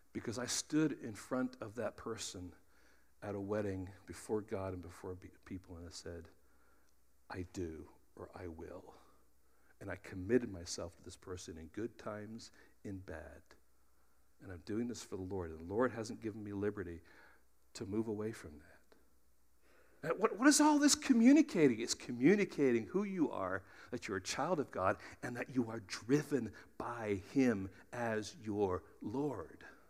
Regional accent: United States; we're Americans

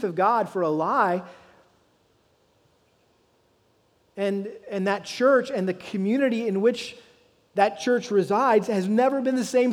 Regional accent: Massachusetts, United States; moved away; back to New England, where I was born and raised in Massachusetts.

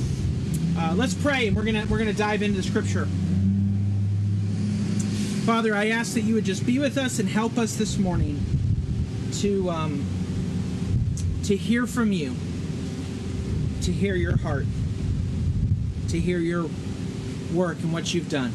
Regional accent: Northern California, United States; moved away as an adult; now in Florida, United States; I grew up in Northern California

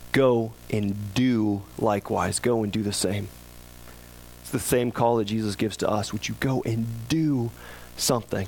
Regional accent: United States; we as American Christians

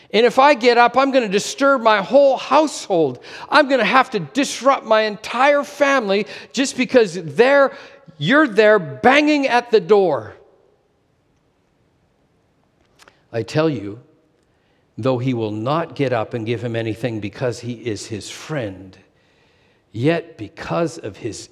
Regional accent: Canada; moved away as an adult; also born or lived in Asia / Alberta; Sherry and I had moved back to Canada, not living in my hometown

